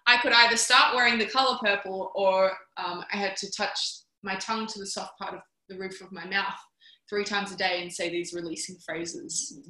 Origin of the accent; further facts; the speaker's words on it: Canberra, Australian Capital Territory, Australia; I'm from Canberra